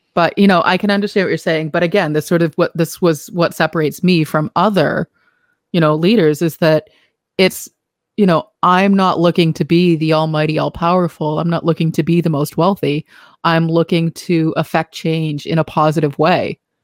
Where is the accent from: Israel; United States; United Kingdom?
United States; Boston, Massachusetts; accent: Boston; my Boston accent